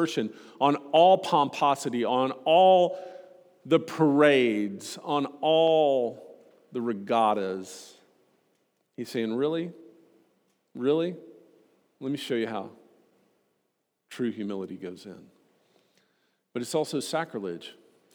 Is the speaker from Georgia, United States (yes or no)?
no; Austin, Texas, United States; moved away; growing up in Austin, Texas